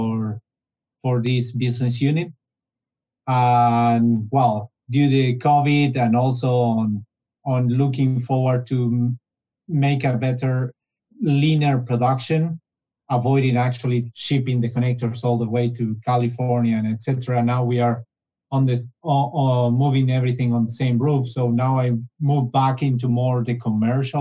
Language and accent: English; Buenos Aires, Argentina; moved away as an adult; also born or lived in Mendoza, Argentina / Mexico City, Mexico / Italy; I moved back to Argentina, but in this case, to the capital, to Buenos Aires, where I finished my the school, the university as a industrial engineer.